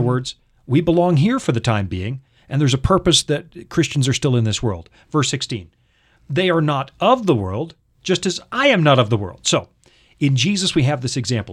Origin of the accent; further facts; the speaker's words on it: United States; I'm an American